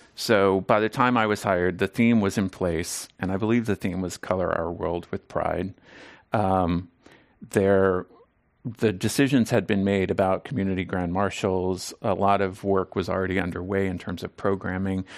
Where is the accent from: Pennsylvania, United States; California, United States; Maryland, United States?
Maryland, United States; Southern; now in San Francisco, United States; I grew up in Southern Maryland, um, outside of Washington, D C